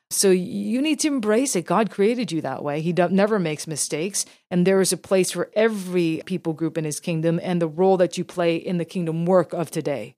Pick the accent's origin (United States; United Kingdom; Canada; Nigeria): Canada; as a Canadian Asian, born here, but still with a very deep roots in my Korean heritage